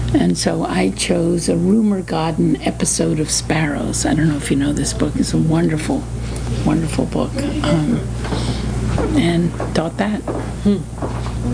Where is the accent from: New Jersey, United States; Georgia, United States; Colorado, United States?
New Jersey, United States; also born or lived in Washington, D.C.; now in Cambridge, Massachusetts, United States; Grew up in New Jersey.